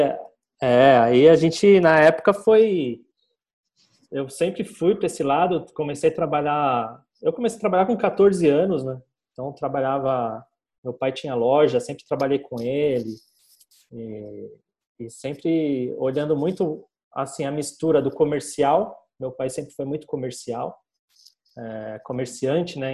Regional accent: São Paulo, Brazil; sou aqui de São Paulo, tenho uma agência aqui na Vila Madalena

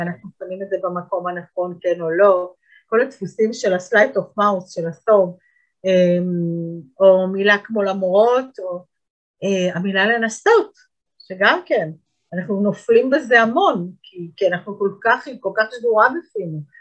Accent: Israel; אנחנו כישראלים

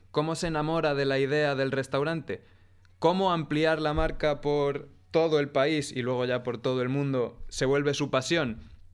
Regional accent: Ávila, Castile and León, Spain; soy de Ávila

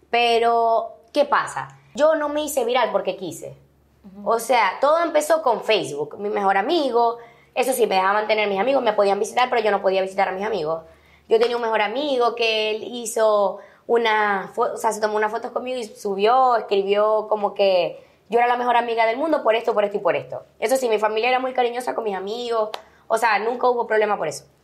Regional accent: Venezuela; pero también me siento muy venezolana. O sea, todos mis amigos eran venezolanos

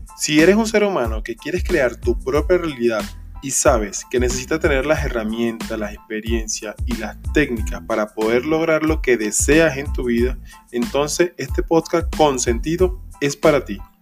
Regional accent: Venezuela; en mi país, Venezuela

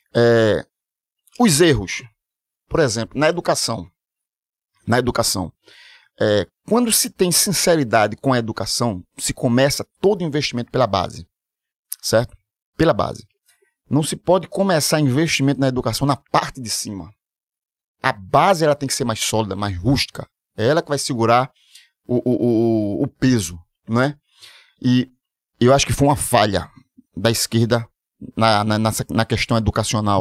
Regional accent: Olinda, Pernambuco, Brazil; Sou de Olinda

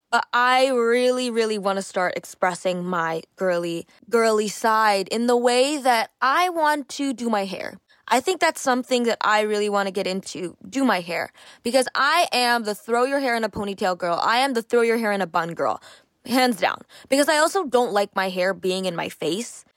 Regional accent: Canada; I grew up, I'm Canadian, and sports is a pretty big thing here

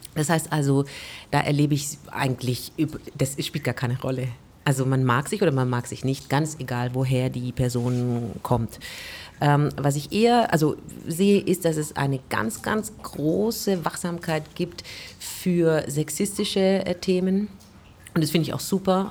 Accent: Korntal, Baden-Württemberg, Germany; also born or lived in Stuttgart; ich bin in Korntal groß geworden

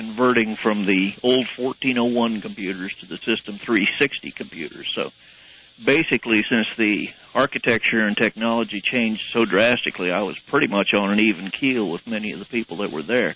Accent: La Porte, Colorado, United States; I grew up in La Porte, Colorado

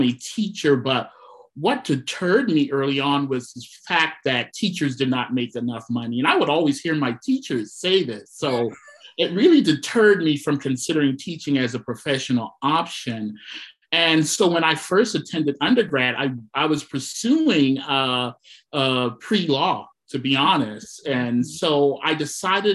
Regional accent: South Carolina, United States; I'm from South Carolina

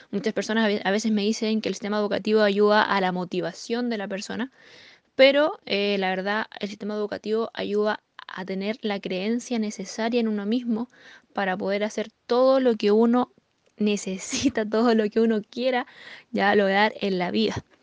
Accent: Temuco, Araucanía, Chile; eh, actualmente plata del negocio de, Amway. Eh, soy de Temuco, ya nacida y criada acá. Tengo 21 años de edad.

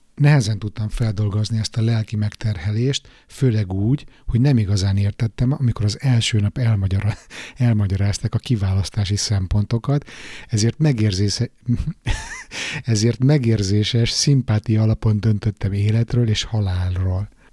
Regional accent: Budapest, Hungary; újpesti srác vagyok, panelban nőttem föl

